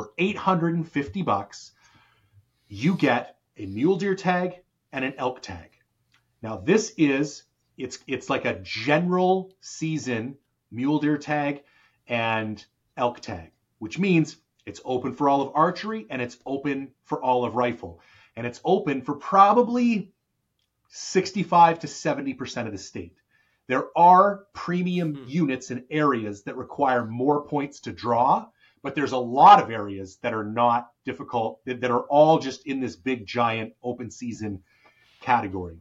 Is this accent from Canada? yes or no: yes; Canada; I'm a Canadian